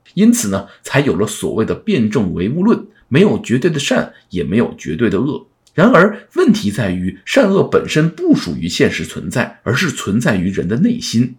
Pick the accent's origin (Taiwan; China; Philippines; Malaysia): China; 尤其是我们中国人